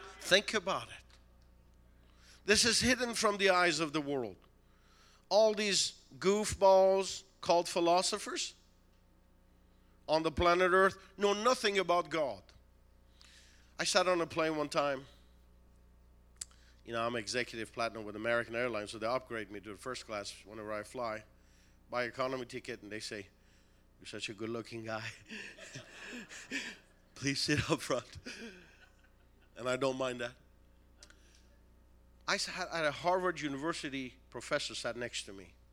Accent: Tehran, Tehran Province, Iran; now in United States; Originally from Tehran, Iran

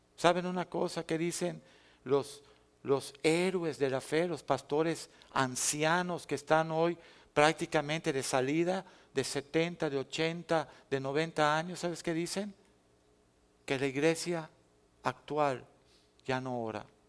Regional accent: Mexico; yo regresé a mi tierra

